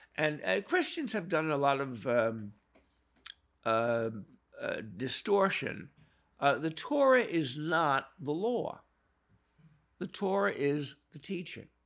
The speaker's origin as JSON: {"language": "English", "town": "New York City", "region": "New York", "country": "United States", "tie": "born or raised there", "said": "I was born in Brooklyn in nineteen forty-three"}